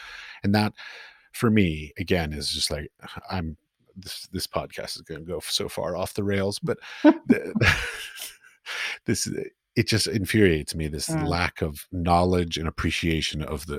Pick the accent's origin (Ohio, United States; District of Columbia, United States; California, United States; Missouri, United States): District of Columbia, United States; Washington; For me, I grew up in Washington, D.C., so yeah.